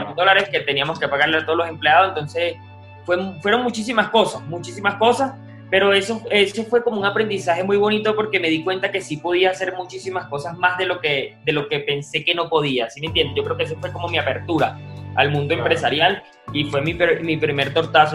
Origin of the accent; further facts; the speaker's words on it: Guarenas, Miranda, Venezuela; moved away as an adult; now in Bogotá, Colombia; En Venezuela vivía en Las Clavellinas, o sea, en Guarena, en un sector urbano bastante complejo.